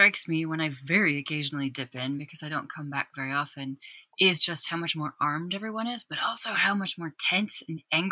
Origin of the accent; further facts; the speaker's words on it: Wyoming, United States; I'm from Wyoming.